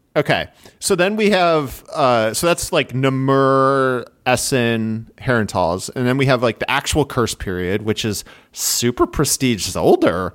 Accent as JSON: {"language": "English", "region": "Midwest", "country": "United States", "accent": "nasally Midwestern", "said": "my nasally Midwestern accent"}